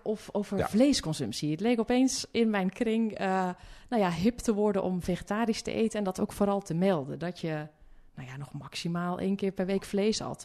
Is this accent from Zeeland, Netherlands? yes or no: yes; Hulst, Zeeland, Netherlands; ik kom uit eh, Zeeuws-Vlaanderen